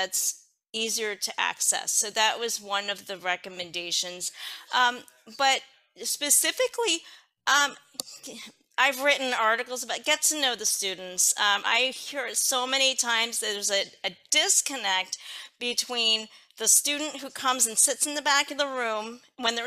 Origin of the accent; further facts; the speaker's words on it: Philadelphia, Pennsylvania, United States; I'm from Philadelphia, Pennsylvania